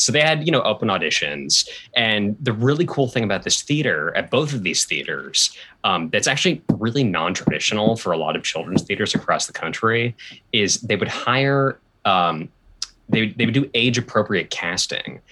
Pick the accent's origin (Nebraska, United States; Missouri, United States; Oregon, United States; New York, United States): Oregon, United States; Portland; moved away; I grew up in Portland, Oregon